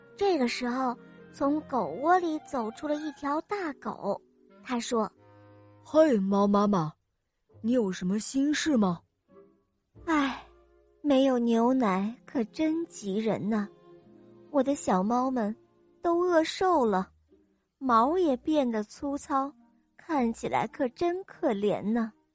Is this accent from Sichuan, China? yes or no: no; Changsha, Hunan, China; 我五岁半了，我来自长沙